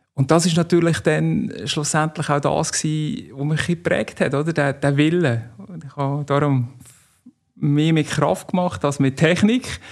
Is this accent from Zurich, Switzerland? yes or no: no; Stansstad, Nidwalden, Switzerland; now in Canton of Zug, Switzerland; aufgewachsen in Standstadt, Kanton Nidwalden